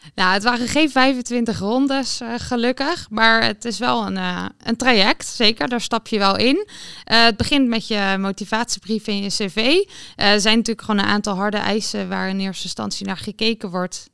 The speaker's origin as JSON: {"language": "Dutch", "region": "Utrecht", "country": "Netherlands", "said": "Ik kom zelf uit Utrecht"}